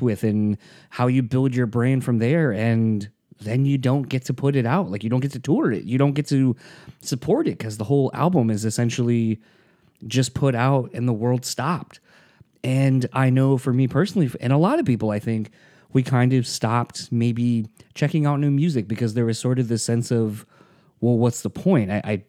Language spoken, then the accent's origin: English; United States; I as an American, it's very hard to not look at the world and think of the world solely as I see it